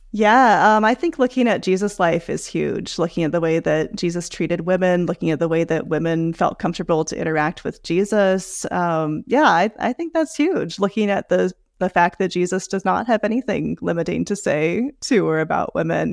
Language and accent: English; Seattle, Washington, United States; moved away as an adult; I was raised in the Seattle area